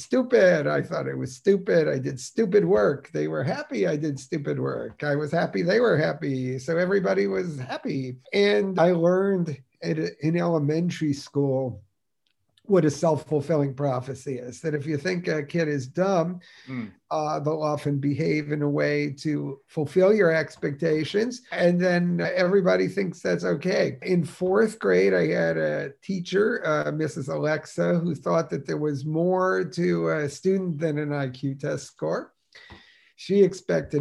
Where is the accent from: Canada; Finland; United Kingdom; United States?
United States; Newark, New Jersey; I was born in Newark, New Jersey